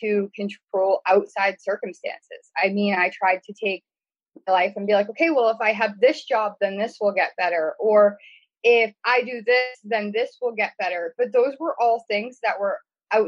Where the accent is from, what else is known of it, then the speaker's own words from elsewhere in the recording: New Hampshire, United States; I'm from New Hampshire